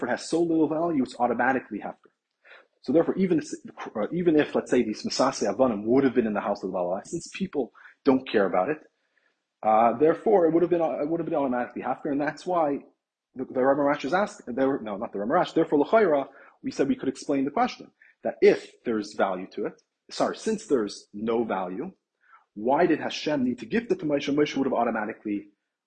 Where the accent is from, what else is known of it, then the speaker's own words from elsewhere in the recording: Toronto, Ontario, Canada; I'm from Toronto